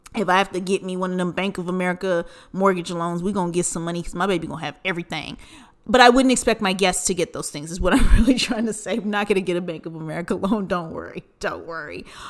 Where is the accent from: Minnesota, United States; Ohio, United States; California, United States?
California, United States; Southern; we grew up in Southern California